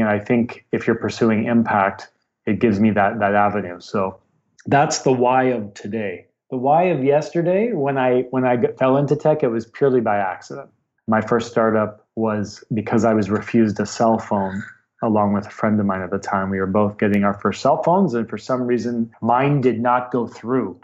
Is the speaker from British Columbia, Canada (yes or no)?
yes; Vancouver, British Columbia, Canada; also born or lived in Ontario; I'm from Vancouver, BC. I was not quite born here, but almost. I moved here as an infant from uh, Ontario, so don't really remember the East Coast. So Vancouver raised